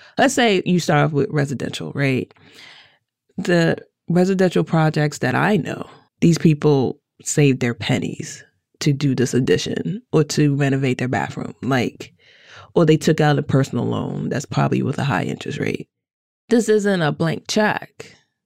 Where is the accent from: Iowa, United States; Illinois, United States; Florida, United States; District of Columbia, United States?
District of Columbia, United States; Washington; growing up in Chocolate City in D.C.